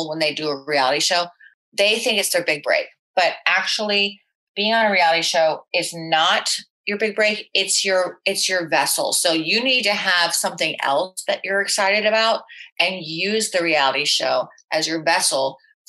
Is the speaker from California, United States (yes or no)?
no; Florida, United States; growing up in Florida, being a bartender at Dijon's where there are retirees